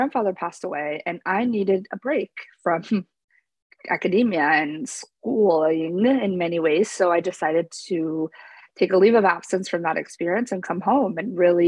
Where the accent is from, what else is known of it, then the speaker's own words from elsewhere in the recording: New Jersey, United States; moved away as an adult; also born or lived in Pennsylvania / Paraguay (family); now in Florida, United States; I grew up in New Jersey